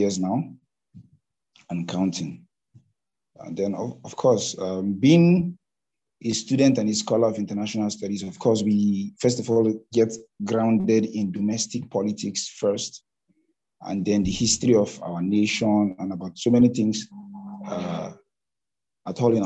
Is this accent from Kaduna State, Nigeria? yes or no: yes; Zaria, Kaduna State, Nigeria; moved away as an adult; now in Kano, Nigeria; I grew up in Zaria, which is a part of Kaduna State, Nigeria